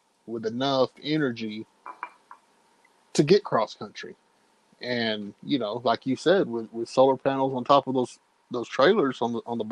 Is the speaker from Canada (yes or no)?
no; Texas, United States; as a Texan